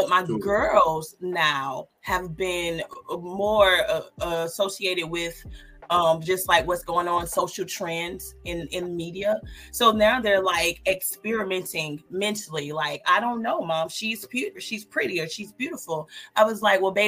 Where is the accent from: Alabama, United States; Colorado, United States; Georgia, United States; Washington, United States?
Georgia, United States; I'm from the South. I'm from actually born and raised in Georgia.